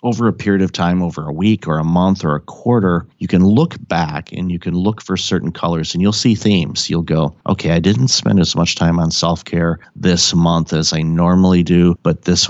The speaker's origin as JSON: {"language": "English", "town": "Detroit", "region": "Michigan", "country": "United States", "tie": "born or raised there", "said": "I grew up in Detroit"}